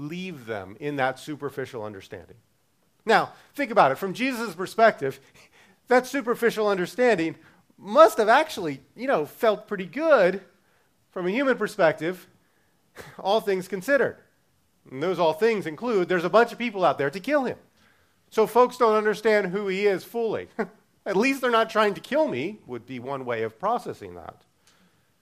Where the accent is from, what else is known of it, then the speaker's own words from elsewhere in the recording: Baltimore, Maryland, United States; I'm from Baltimore